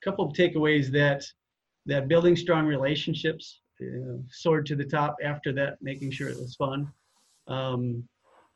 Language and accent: English; Minnesota, United States; we're both from Minnesota and teach there